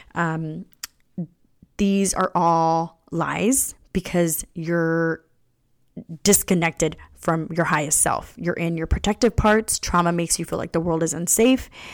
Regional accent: California, United States; I was born here in California, my parents came here

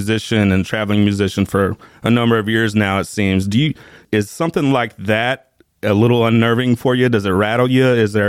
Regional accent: St. Louis, Missouri, United States; we're from the St. Louis area, so we're Cardinals fans, obviously.

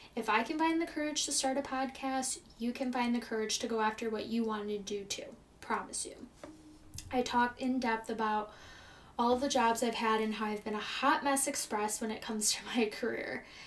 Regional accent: Chicago, Illinois, United States; also born or lived in California; I'm from Chicago, Illinois, and I've lived here my entire life.

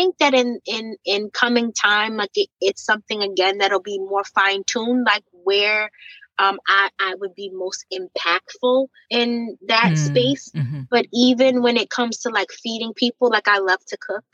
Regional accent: White Plains, New York, United States; I grew up in Westchester, White Plains, New York, 914 in particular

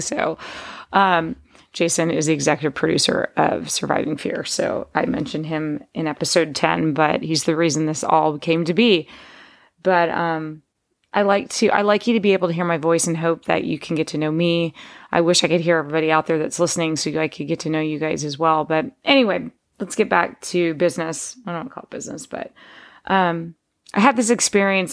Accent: Texas, United States; moved away as an adult; also born or lived in Pittsburgh, Pennsylvania / West Virginia; now in California, United States; my dad moved us to Texas because he was made an offer he couldn't refuse to work, um, in the steel business in Texas.

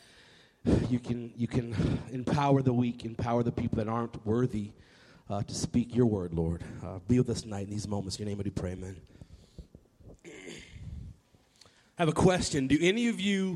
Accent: Nashville, Tennessee, United States; I grew up in Nashville, Tennessee

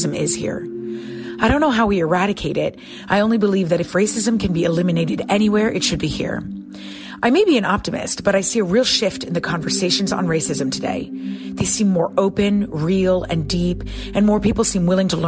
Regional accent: Connecticut, United States; I'm from Connecticut.

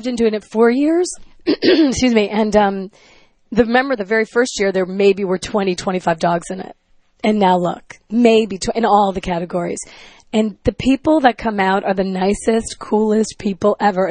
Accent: Chicago, Illinois, United States; moved away; I grew up in Chicago.

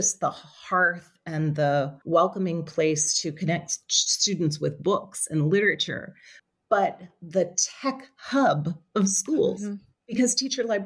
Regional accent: New Orleans, Louisiana, United States; When I was a child, I grew up in New Orleans

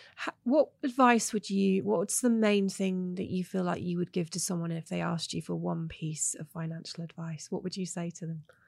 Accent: England, United Kingdom; moved away as an adult; I'm English

